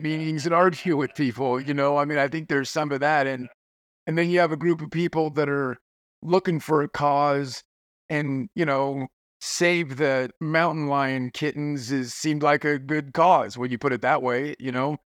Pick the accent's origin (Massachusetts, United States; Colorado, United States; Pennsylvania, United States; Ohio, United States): Colorado, United States; Florence; born or raised there